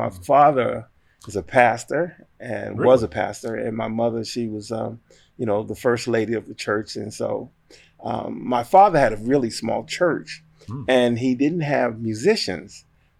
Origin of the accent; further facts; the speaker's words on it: Amityville, New York, United States; now in Raleigh, United States; Well, I am originally from Long Island, New York, little town called Amityville.